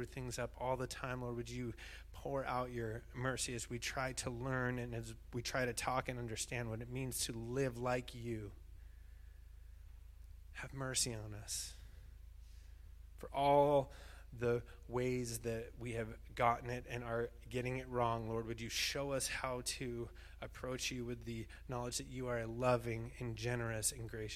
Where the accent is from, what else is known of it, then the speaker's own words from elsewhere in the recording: Bishop, California, United States; moved away; I grew up in Bishop